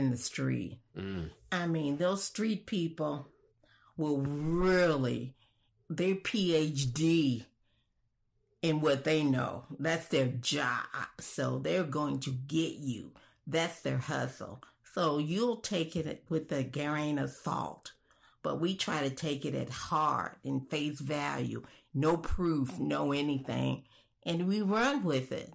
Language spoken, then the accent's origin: English; Chicago, Illinois, United States; I'm from Chicago, and I'm a college-educated Black woman